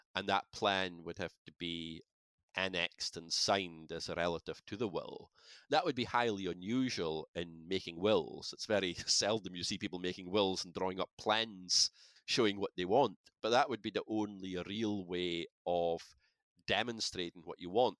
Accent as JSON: {"language": "English", "area": "Shetland", "region": "Scotland", "country": "United Kingdom", "said": "I come from Shetland"}